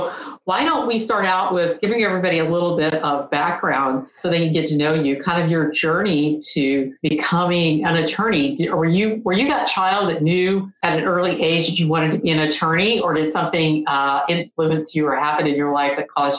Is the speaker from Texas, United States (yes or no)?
no; Tallahassee, Florida, United States; also born or lived in Panama City Beach, Florida; Yeah, I'm a Tallahassee girl. I did not go to Florida State, but I grew up in Tallahassee.